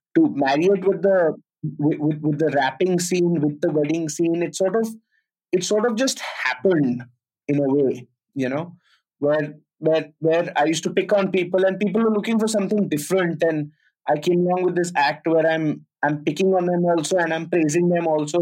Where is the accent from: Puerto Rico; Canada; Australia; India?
India; Delhi; moved away as an adult; also born or lived in Pune; I'm from Delhi and I'm studying in Pune